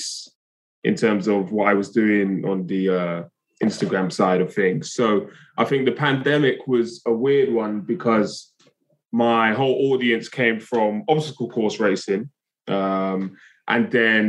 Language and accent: English; London, United Kingdom; I'm from Brixton, South London originally, which is a very urban area